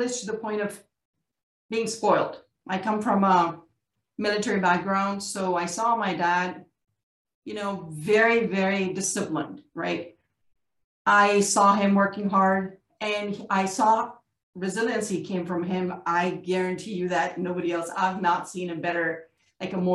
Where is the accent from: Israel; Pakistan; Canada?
Pakistan; I'm a South Asian, I'm from Pakistan.